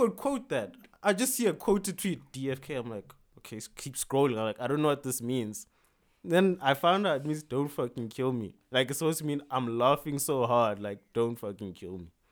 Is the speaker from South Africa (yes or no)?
yes; South Africa